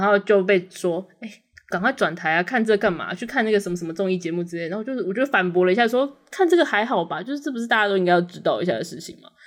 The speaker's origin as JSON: {"language": "Chinese", "region": "Taoyuan", "country": "Taiwan", "also_born_or_lived": "central-southern Taiwan (birthplace)", "said": "我家虽然我们是就是桃园，但因为我家都是中南部的人"}